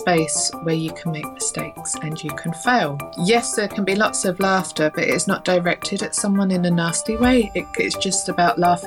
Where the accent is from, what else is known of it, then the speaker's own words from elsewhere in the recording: London, United Kingdom; now in Northern Ireland, United Kingdom; I'm based in Northern Ireland. You can probably tell from my accent, I'm not originally from Northern Ireland. I grew up in London and moved here with the family